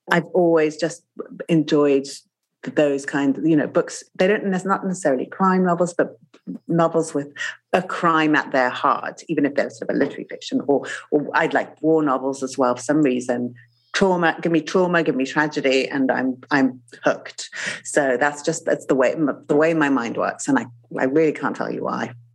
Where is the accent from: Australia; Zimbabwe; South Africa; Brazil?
Zimbabwe; moved away; I grew up in Zimbabwe